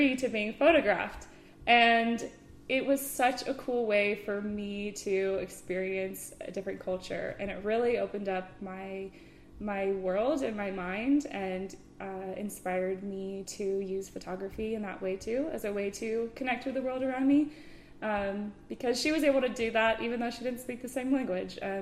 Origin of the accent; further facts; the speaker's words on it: Walnut Creek, California, United States; now in Santa Cruz, United States; I grew up in Walnut Creek, which is a little suburb in the East Bay